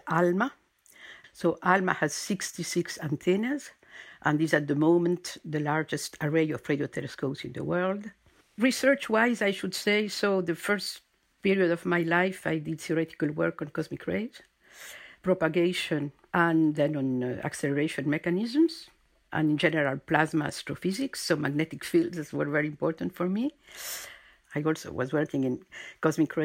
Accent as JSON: {"language": "English", "country": "Argentina", "tie": "born or raised there", "also_born_or_lived": "United States / Germany / Chile", "moved": "yes", "lives_now": "France", "said": "I'm French-born, but my parents moved to Argentina when I was a little girl. So I was raised in Argentina"}